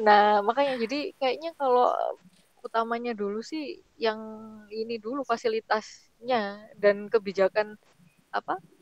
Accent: Surabaya, East Java, Indonesia; moved away as an adult; also born or lived in Japan; saya kan dari Surabaya kota

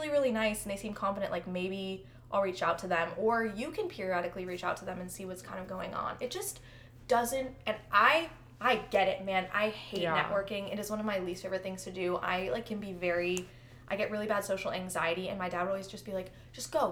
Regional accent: Chicago, Illinois, United States; moved away; I'm from Chicago

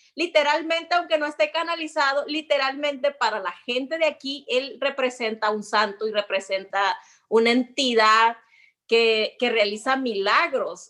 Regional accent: Sinaloa, Mexico; moved away as an adult; soy sinaloense

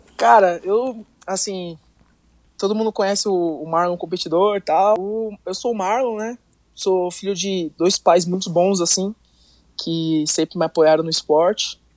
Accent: Miracatu, São Paulo, Brazil; first language Portuguese; moved away as an adult; now in United States; eu sou do interior de São Paulo, é, para ser mais específico, no Vale do Ribeira, numa cidade chamada Miracatu

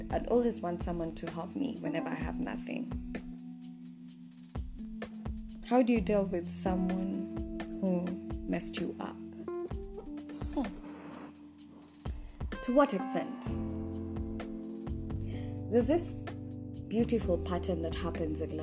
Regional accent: Nairobi, Kenya; I was raised in Dandora

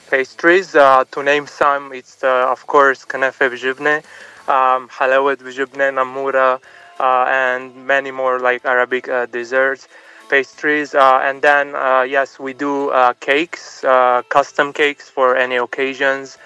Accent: Bourj Hammoud, Mount Lebanon, Lebanon; now in Los Angeles, United States; نحن من لبنان اصلنا من لبنان بيروت رش حمود وصارنا من سنين بامريكا بلوس انجلوس

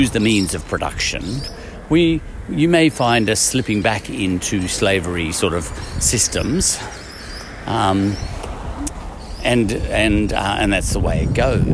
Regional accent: Ireland; I'm Irish

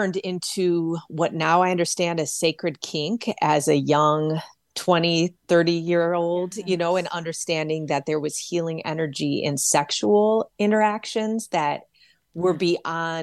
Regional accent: Detroit, Michigan, United States; my mother's garden in Detroit, Michigan, where I was raised

